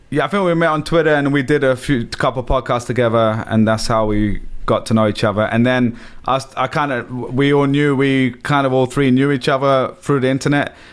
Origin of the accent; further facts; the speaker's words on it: London, United Kingdom; moved away as an adult; now in New York, United States; I grew up in London, massive city.